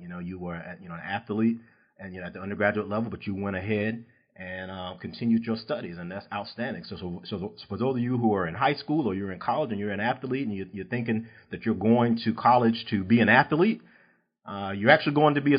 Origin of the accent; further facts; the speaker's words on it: East Coast, United States; now in Texas, United States; I'm from the East Coast.